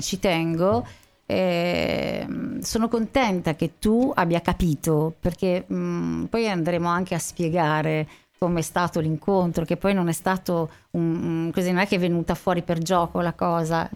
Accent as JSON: {"language": "Italian", "town": "Sanremo", "region": "Liguria", "country": "Italy", "tie": "born or raised there", "said": "io sono nata a Sanremo. Mm. E mm, sono, studiato a Sanremo"}